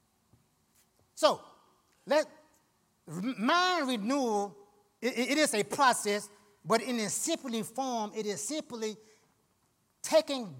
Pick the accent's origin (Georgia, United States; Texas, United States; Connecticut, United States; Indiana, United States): Georgia, United States; I'm from Georgia.